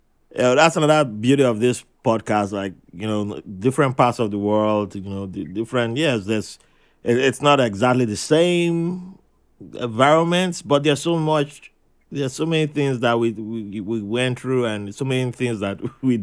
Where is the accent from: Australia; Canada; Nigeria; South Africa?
Nigeria; also born or lived in New York; now in United States; first time as a kid back in Nigeria, you know, where I was born